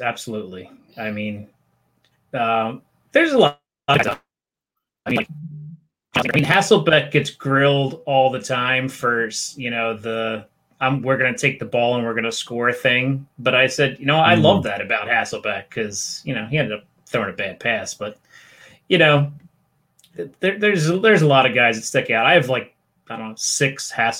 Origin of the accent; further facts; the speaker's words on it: Philadelphia area, Pennsylvania, United States; I'm from the Philly area.